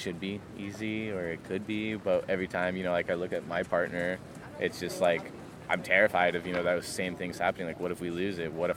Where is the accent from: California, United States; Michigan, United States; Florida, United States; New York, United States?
California, United States; San Diego; moved away as an adult; now in Oregon, United States; originally from, you know, San Diego, Pacific Beach, you know, stomping grounds is my hometown.